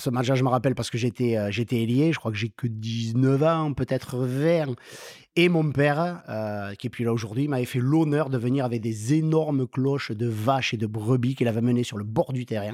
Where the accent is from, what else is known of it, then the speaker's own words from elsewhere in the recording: Lannecaube, Nouvelle-Aquitaine, France; now in Pau, France; j'ai grandi à Lannecob, dans le canton de Lembeil